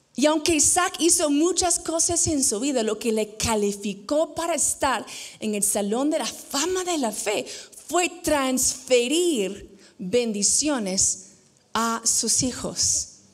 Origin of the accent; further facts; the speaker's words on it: United States; moved away as an adult; now in Peru; yo crecí en Estados Unidos